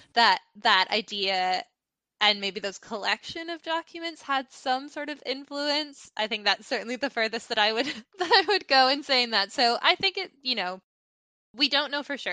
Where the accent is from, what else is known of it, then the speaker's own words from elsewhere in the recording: Canada; moved away; my home country of Canada